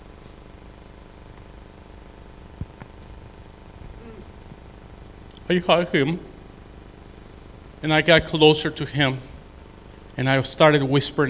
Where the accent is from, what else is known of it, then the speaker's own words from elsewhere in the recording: city bordering El Paso, Chihuahua, Mexico; English is a second language; moved away as an adult; now in United States; Being from the city that I am, that is borderline from El Paso, Texas, I always have a lot of missionaries from this country coming into my hometown